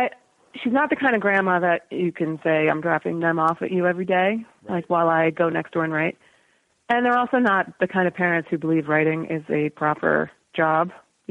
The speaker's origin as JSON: {"language": "English", "country": "United States", "said": "You know, I'm an American kid and I get"}